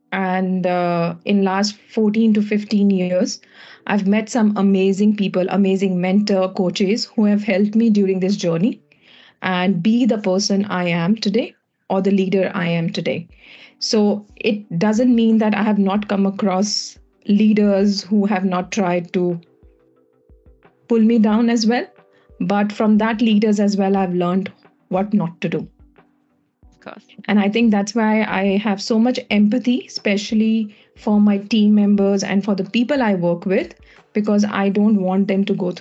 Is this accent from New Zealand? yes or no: no; India; moved away; I'm from India